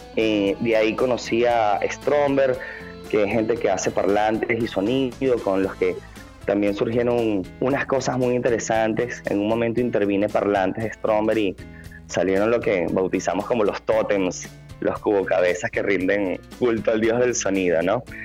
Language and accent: Spanish; Venezuela; now in Buenos Aires, Argentina; estando lejos de Venezuela, lo que trato de hacer es que cuando hago una pieza natural me, me baso en mi país